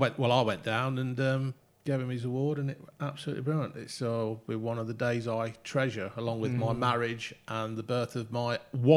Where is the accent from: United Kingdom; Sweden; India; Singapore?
United Kingdom; Derby, East Midlands; born there; I was born in Derby, believe it or not.